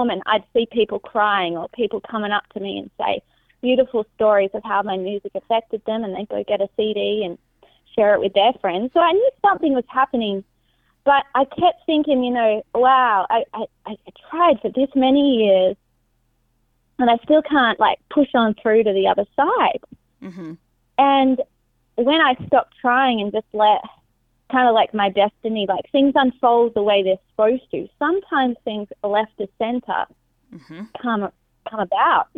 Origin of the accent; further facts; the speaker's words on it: Perth, Western Australia, Australia; moved away as an adult; also born or lived in Palm Springs; now in Los Angeles, United States; I left my home country in Australia, Perth, one of the smallest capital cities in the world